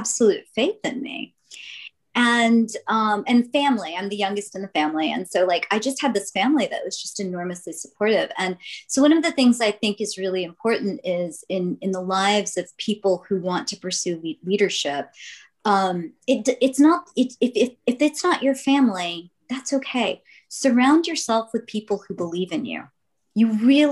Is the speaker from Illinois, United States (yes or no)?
no; Jackson, Mississippi, United States; now in San Diego, United States; So my story begins in Jackson, Mississippi. I was born in 1970